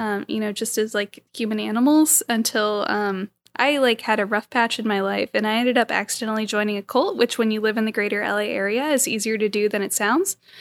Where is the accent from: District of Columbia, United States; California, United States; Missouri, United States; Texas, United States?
California, United States; I'm also born and raised in California